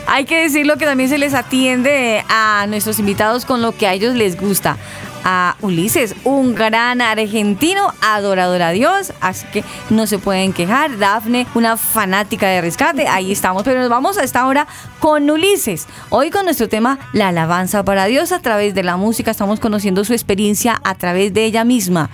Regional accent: Colombia; en nuestro término colombiano

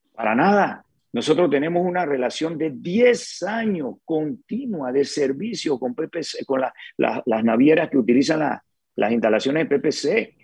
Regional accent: Panama; como panameños

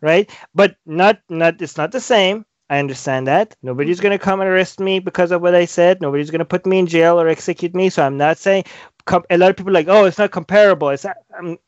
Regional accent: Iran; moved away as an adult; now in Vancouver, Canada; I was born in Iran, and I used to be Muslim, and now I'm an ex-Muslim

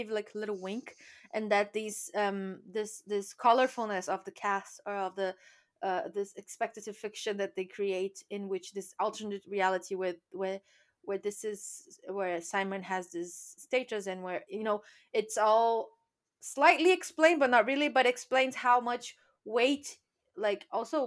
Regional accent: Brazil; now in United Kingdom; I come from Brazil

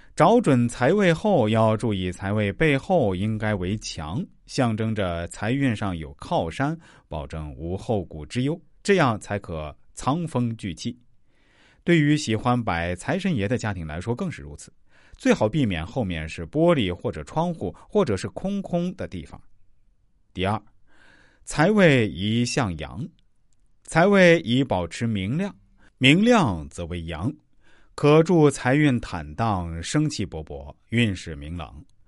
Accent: China; 我们中国人

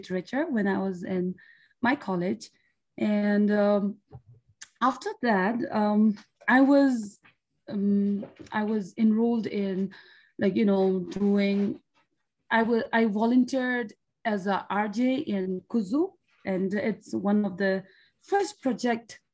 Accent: Bhutan; from Bhutan

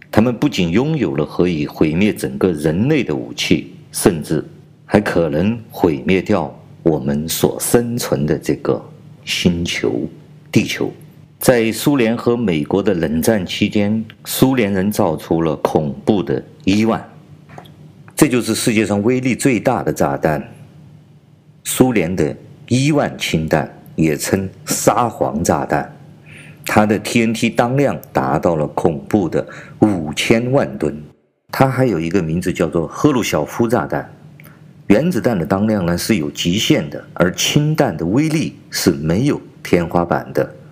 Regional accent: China; 我是来自中国大陆的

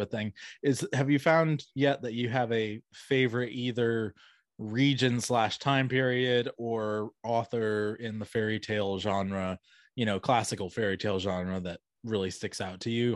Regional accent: Atlanta, Georgia, United States; now in Augusta, United States; I grew up around the Atlanta area

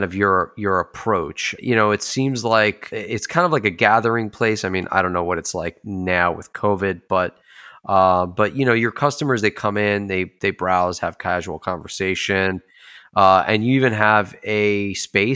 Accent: United States; we're from New York, New Jersey, Pennsylvania area

